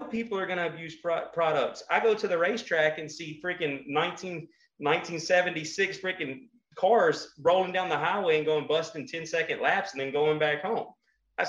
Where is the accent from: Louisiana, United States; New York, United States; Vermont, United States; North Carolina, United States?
Louisiana, United States; Kinder; I'm from Kinder, Louisiana. If you come out where I'm at, we have cows and fields.